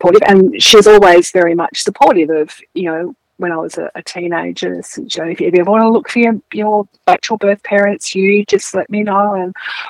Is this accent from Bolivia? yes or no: no; Melbourne, Victoria, Australia; now in Western Victoria, Australia; I was born in Melbourne, yep, in 1964 at the Haven Maternity Home in North Fitzroy.